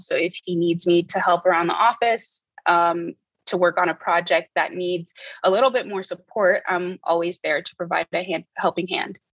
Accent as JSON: {"language": "English", "town": "Port-au-Prince", "region": "Ouest", "country": "Haiti", "tie": "born or raised there", "also_born_or_lived": "United States", "moved": "as an adult", "said": "I was born and raised in Port-au-Prince, Haiti"}